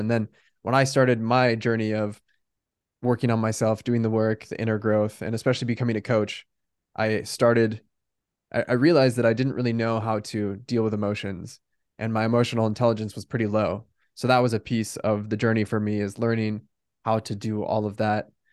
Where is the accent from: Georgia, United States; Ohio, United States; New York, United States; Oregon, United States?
Oregon, United States; Bend; moved away as an adult; also born or lived in Newport Beach, California / San Francisco, California; now in San Diego, United States; So I was born in Newport Beach, California, but we moved to Bend, Oregon when I was three. So I grew up in Bend